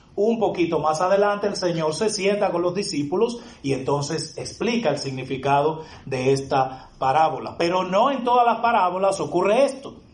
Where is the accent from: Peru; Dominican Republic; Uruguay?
Dominican Republic